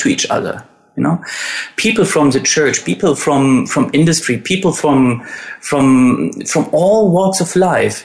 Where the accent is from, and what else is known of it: Germany; born or raised there